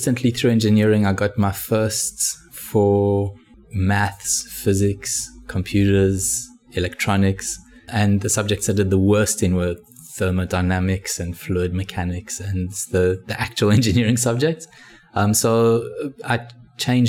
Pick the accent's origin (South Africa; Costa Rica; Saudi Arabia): South Africa; Johannesburg, Gauteng; moved away as an adult; now in Australia; I was originally from Johannesburg in South Africa. I studied at Wits University computer science.